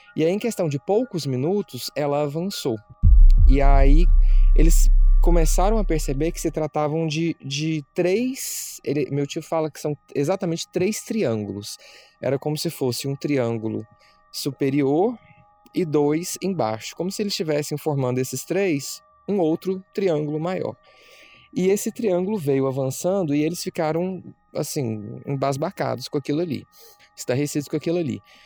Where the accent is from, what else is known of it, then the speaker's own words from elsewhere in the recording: Anápolis, Goiás, Brazil; nós somos de Anápolis, que é uma cidade que fica próxima de Goiânia